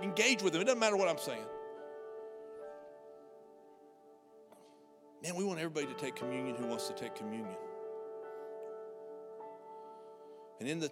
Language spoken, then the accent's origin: English; United States; I'm an American